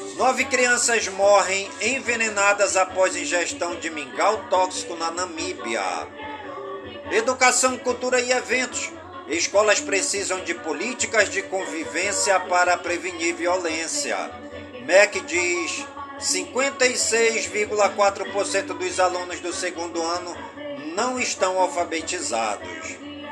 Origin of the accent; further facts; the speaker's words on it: Careiro da Várzea, Amazonas, Brazil; em todas as comunidades do Careiro da Várzea, lá na minha cidade natal